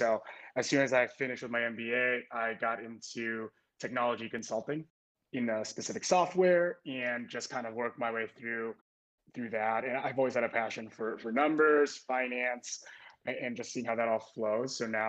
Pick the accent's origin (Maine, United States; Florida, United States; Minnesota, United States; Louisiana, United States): Minnesota, United States; Minneapolis; now in Chicago, United States; I'm originally from Minneapolis, Minnesota, but now I reside in Chicago.